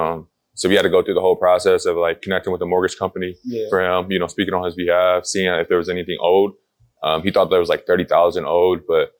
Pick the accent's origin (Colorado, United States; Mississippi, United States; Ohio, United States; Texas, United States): Ohio, United States; Akron; I was born and raised in Akron. Moved around a little bit. Akron's where the roots are at.